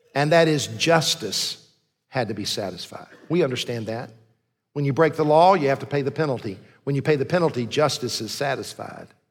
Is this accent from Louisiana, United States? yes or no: no; Columbia, South Carolina, United States; I grew up in Columbia, went to the Citadel